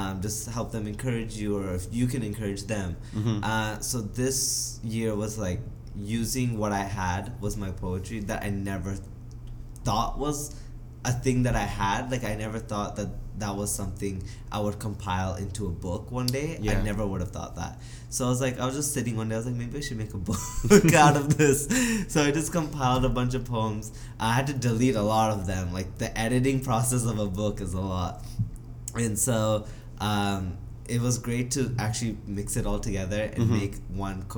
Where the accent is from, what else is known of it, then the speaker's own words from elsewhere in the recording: Vancouver, British Columbia, Canada; being born and raised in Vancouver